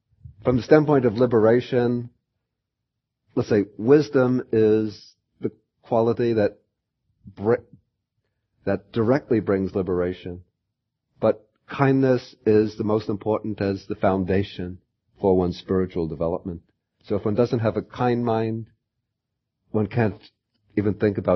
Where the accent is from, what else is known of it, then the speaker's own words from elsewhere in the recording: United States; I'm an American